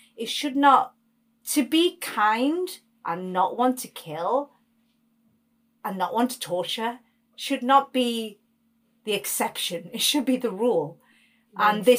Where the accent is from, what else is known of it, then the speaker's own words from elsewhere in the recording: India; Yeah, I'm beyond Indian, really.